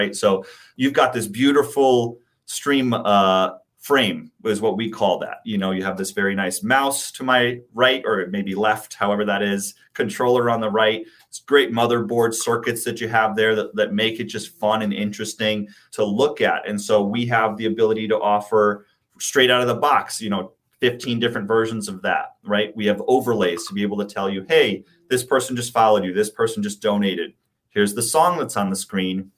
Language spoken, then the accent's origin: English; New York, United States; I come from New York and from the East Coast